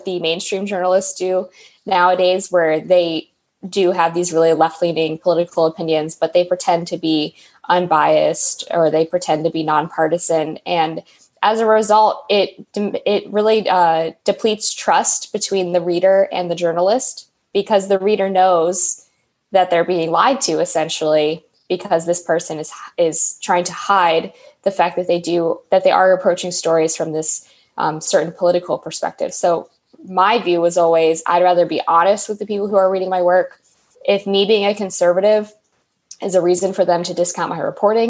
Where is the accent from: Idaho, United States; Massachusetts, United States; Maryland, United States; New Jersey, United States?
Maryland, United States; Western; I grew up in Western Maryland